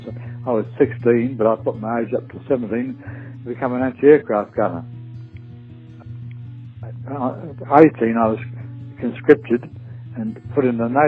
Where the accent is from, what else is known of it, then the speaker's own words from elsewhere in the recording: Portsmouth, South East England, United Kingdom; moved away as an adult; also born or lived in Sydney; I was born in Portsmouth in England, 1927, and uh, I, I, lived through the Depression, of course, and uh, the Second World War came along. Uh, we in Portsmouth we were bombed three three years continuous bombing.